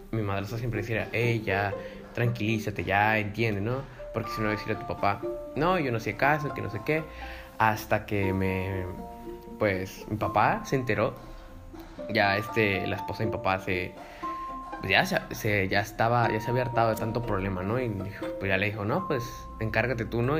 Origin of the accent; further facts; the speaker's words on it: Tijuana, Baja California, Mexico; also born or lived in Mexico City; cuando me regresé a Tijuana, pues eh, en cuarto de primaria, de cuarto a sexto de primaria